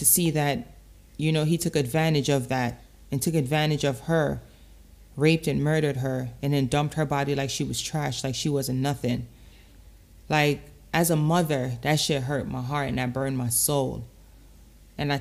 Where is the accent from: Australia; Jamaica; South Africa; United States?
Jamaica; Portmore, Saint Catherine; I remember growing up in Jamaica. I was six, seven, eight, leaving from Portmore on a bus by myself, traveling to town to go to Excelsior Primary by myself